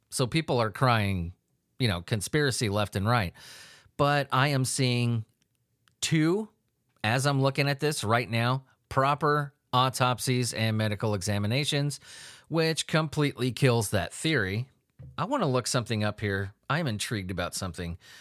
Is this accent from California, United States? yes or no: yes; Southern California, United States; I grew up in Southern California.